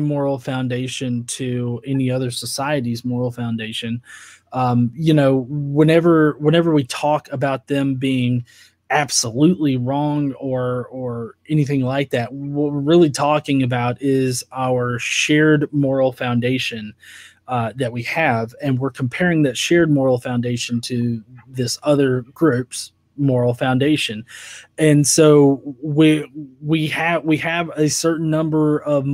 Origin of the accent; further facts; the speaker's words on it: United States; me as an American